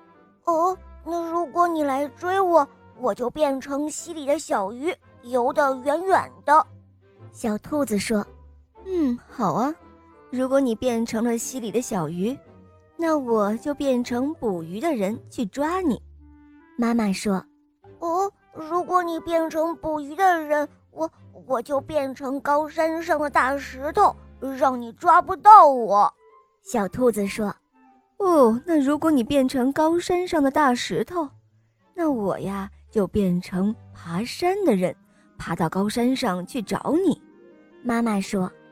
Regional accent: Shandong, China; 今年五岁了，我来自山东

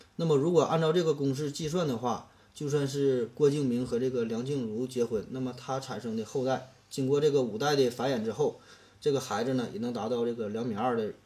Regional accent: China; 对于我们中国人而言

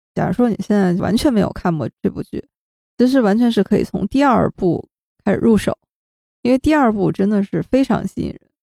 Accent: Shenyang, Liaoning, China; 我们都是沈阳人啊，都是沈阳老乡

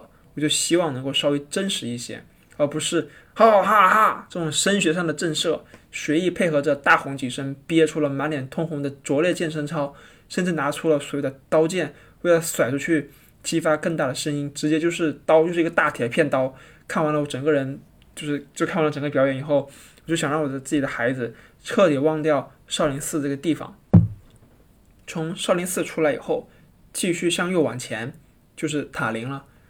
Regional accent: Hainan, China; now in Beijing, China; 我从小在海南就没有见过什么大山大河，五指山那么近，但实际上很远。

